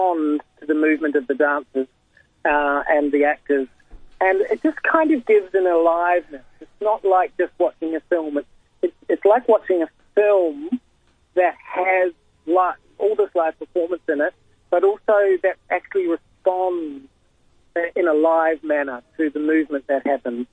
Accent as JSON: {"language": "English", "country": "New Zealand", "moved": "yes", "lives_now": "Australia", "said": "me being originally a New Zealander"}